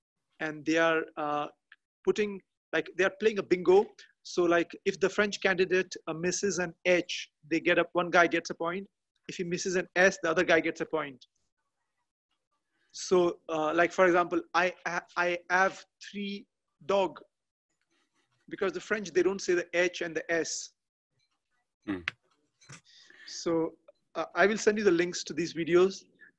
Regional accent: India; accent: Indian; English is a second language; now in Paris, France

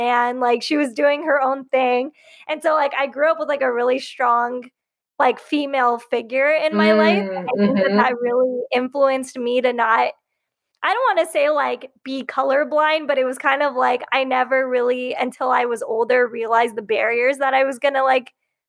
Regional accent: Riverside County, Southern California, United States; also born or lived in Bay Area, California; So I grew up in Southern California and I grew up in a really Republican conservative hometown, like in Riverside County in the Inland Empire

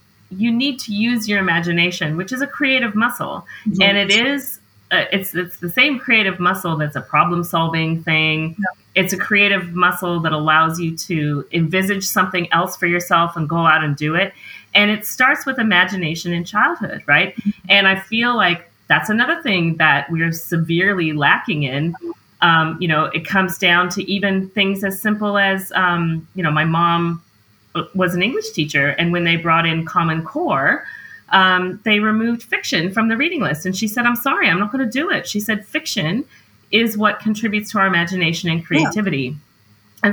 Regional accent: Montana, United States; I'm from Montana.

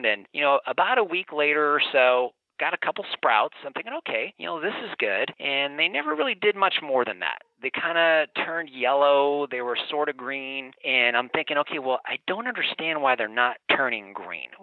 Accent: Los Angeles, California, United States; now in Phoenix, United States; I was born and raised in Los Angeles

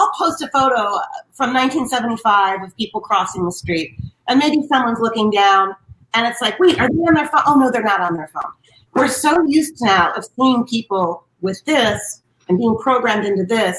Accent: Beverly Hills, California, United States; also born or lived in Hollywood, Los Angeles; I was born at Cedars in Hollywood. And then my dad moved from Philadelphia to Beverly Hills in 68. So I grew up there my whole life

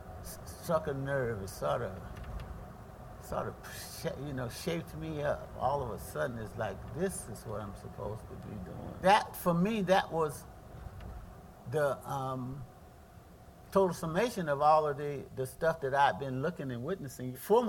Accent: the South, United States; I came from the South with a strong family

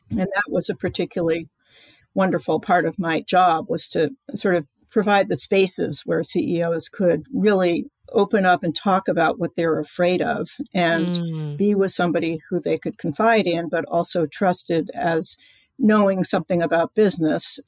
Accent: East Coast, United States; I grew up on the East Coast.

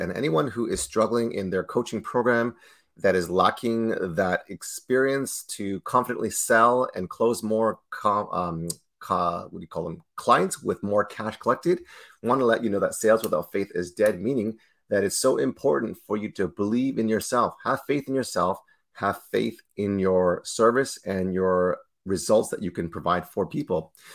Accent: Toronto, Ontario, Canada; born and raised in Toronto, Canada, myself.

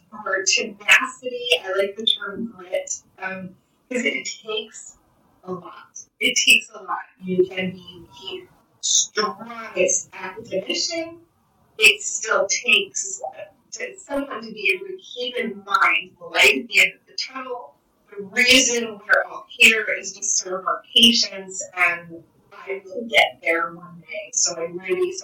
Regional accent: New Mexico, United States; now in Florida, United States; I grew up in New Mexico

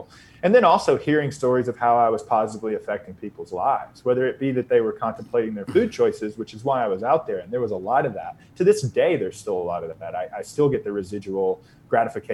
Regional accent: Northeast Georgia mountains, United States; moved away; also born or lived in Austin, Texas; I grew up in the Northeast Georgia mountains, so in the foothills of the Appalachians.

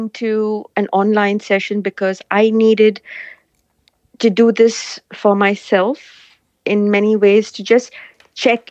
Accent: India; moved away; I come from India, so my support is back home in India.

